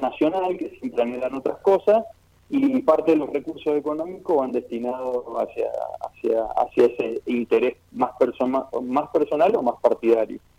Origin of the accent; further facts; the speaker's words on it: Mendoza, Argentina; nosotros como ciudadanos mendocinos